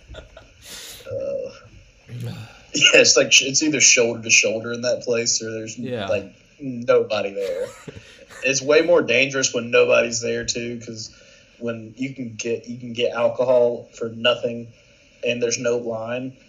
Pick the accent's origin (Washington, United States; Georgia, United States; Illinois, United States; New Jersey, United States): Georgia, United States; Jefferson; I'm from Jefferson, from like a small area like